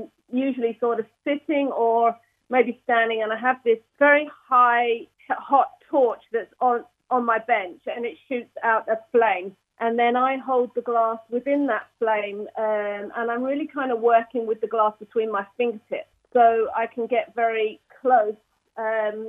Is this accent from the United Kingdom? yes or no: yes; Hertfordshire, East of England, United Kingdom; moved away as an adult; also born or lived in Edinburgh, United Kingdom; now in Northern Ireland, United Kingdom; originally I'm from Hertfordshire